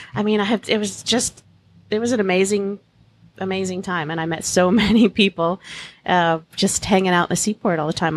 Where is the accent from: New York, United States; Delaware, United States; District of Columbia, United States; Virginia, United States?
New York, United States; Port Jefferson; moved away as an adult; now in Key West, United States; I got a little job in my hometown of, uh, Port Jeff on Long Island